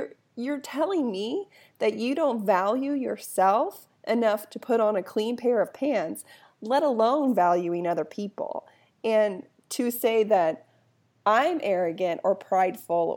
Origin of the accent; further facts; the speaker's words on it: United States; as an American